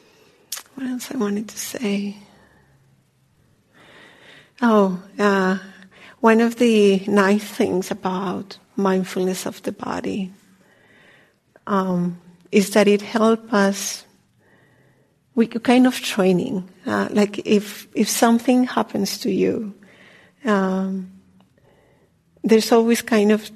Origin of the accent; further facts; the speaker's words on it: Colombia; moved away; I'm from Colombia